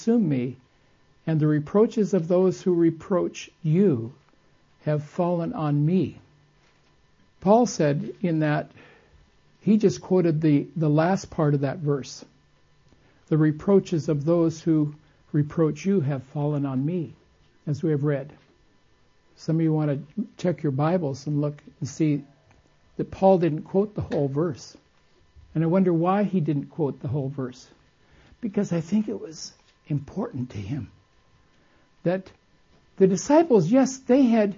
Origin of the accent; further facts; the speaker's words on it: Costa Mesa, California, United States; I was raised in Southern California when it was country, not city